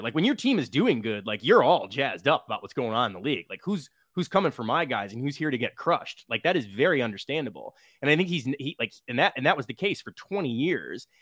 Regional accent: Midwest, United States; I'm from the Midwest

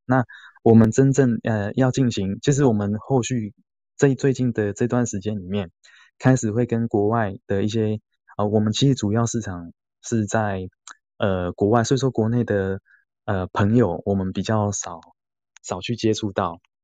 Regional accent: Taiwan; 台湾是我们土生土长的地方

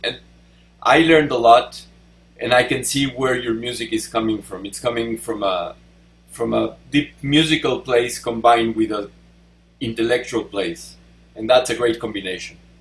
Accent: Mexico; English is a second language; now in United States; I'm from Mexico

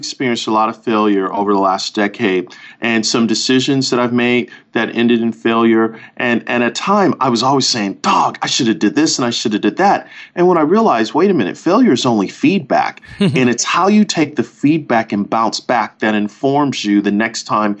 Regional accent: Buffalo, New York, United States; now in Orlando, United States; Yep, grew up in Buffalo, living in Orlando, married to an amazing young lady for the last 20-plus years.

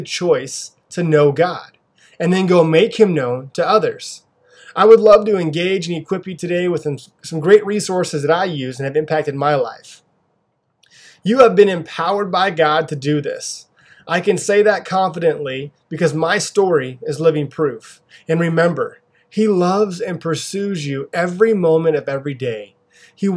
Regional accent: Pasco, Washington, United States; I grew up here locally in Pasco, Washington. It is where I live with my wife and two daughters

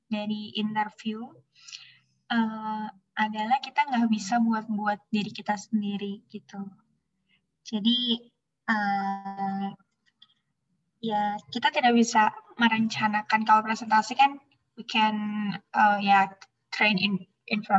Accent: Bandung, West Java, Indonesia; alhamdulillahnya aku orang Bandung kan, jadi bisa dekat ke Unpad.

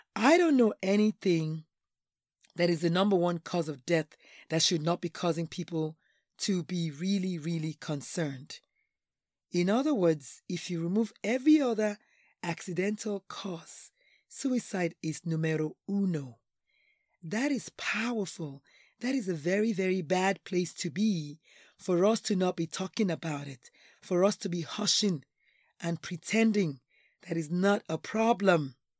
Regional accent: Nigeria; now in United States; I'm Nigerian

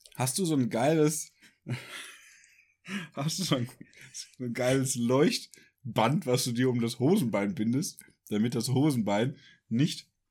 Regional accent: Ruhr area, North Rhine-Westphalia, Germany; Tor zum Münsterland, wie man ja auch äh, meine tolle Heimatstadt nennt.

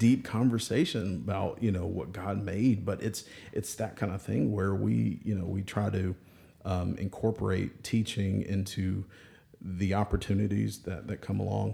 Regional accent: Birmingham, Alabama, United States; from Birmingham

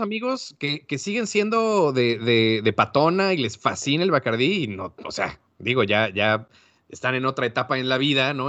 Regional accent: Mexico; como buenos mexicanos

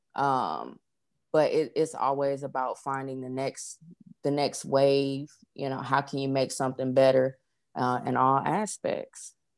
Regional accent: Los Angeles, California, United States; now in Atlanta, United States; I am originally from Los Angeles, California, uh, currently reside

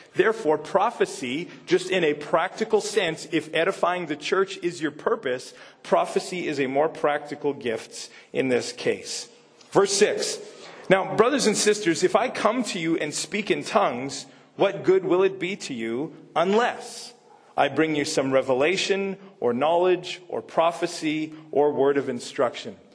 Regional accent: Canada; accent: Canadian; moved away as an adult; I'm speaking Canadian

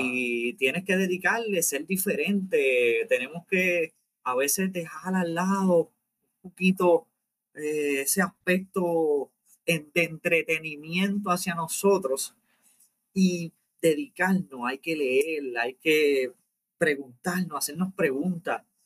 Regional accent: Puerto Rico; nosotros somos puertorriqueños, nacidos en Puerto Rico, criados en Puerto Rico.

